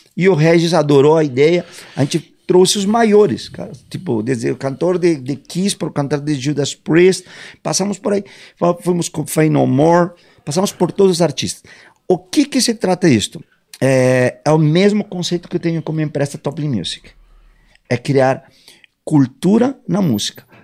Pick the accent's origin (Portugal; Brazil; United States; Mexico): Mexico; moved away as an adult; also born or lived in England; eu sou mexicano, me né? mudei muito jovem para Inglaterra, com 18 anos